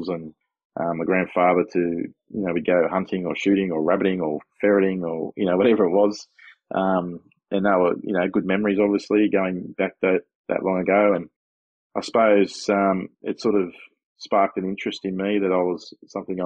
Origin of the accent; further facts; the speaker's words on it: Sydney, New South Wales, Australia; I grew up in Sydney, southwestern Sydney, as a kid